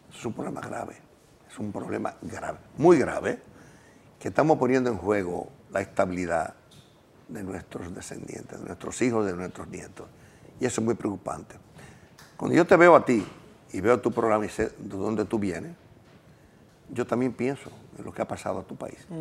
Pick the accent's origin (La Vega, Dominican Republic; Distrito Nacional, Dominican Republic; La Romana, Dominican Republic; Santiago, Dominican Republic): Santiago, Dominican Republic; Gurabo; Yo me crié en Urabo, un campo, a pie, en una bicicleta